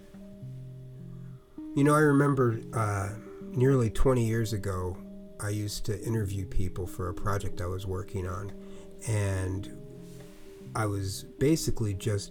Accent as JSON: {"language": "English", "region": "New Jersey", "country": "United States", "tie": "born or raised there", "moved": "yes", "lives_now": "California, United States", "said": "I grew up in New Jersey"}